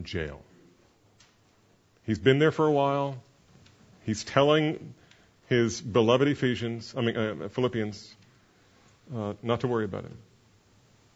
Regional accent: New Jersey, United States; I'm from New Jersey

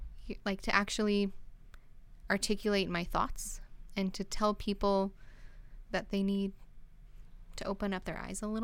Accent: Canada; my family is Canadian. We're very Canadian

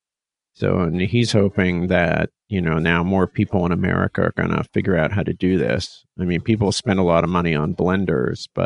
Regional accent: Culver City, California, United States; also born or lived in San Diego, California; I grew up in Culver City, which is part of West Los Angeles

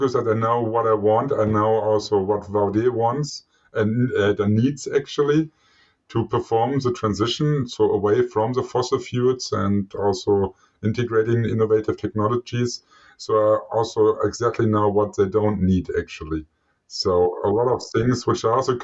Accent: Germany; moved away as an adult; also born or lived in Switzerland / Norway; I eventually found my way back home, so to my home country, Germany

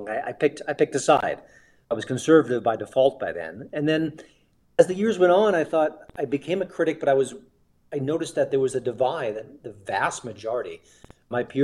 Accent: New York, United States; when I grew up in New York

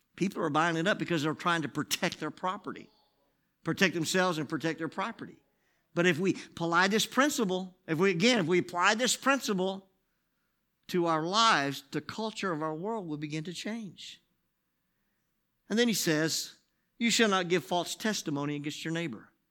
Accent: United States; I'm this guy from America

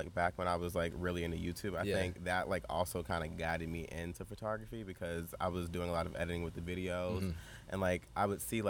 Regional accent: St. Petersburg, Florida, United States; I'm from St. Petersburg, Florida. I went to Berkeley Prep for high school

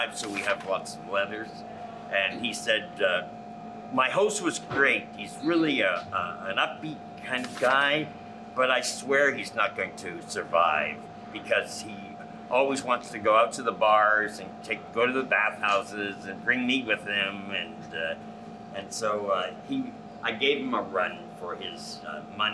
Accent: Canada; moved away as an adult; also born or lived in New York; now in Los Angeles, United States; I was 26, I grew up in Canada

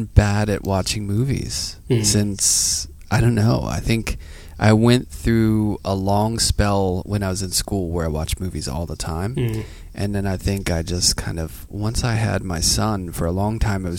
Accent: Pittsburgh, Pennsylvania, United States; now in New York, United States; I grew up in Pittsburgh. It's a pretty gray city.

